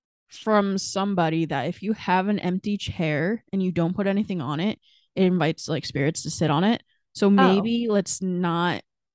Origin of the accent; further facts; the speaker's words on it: New Jersey, United States; And we are from New Jersey.